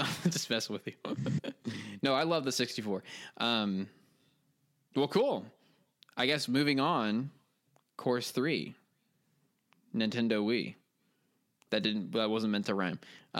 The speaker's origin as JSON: {"language": "English", "country": "United States", "lives_now": "France", "said": "I'm in France screaming the word banjo over and over again."}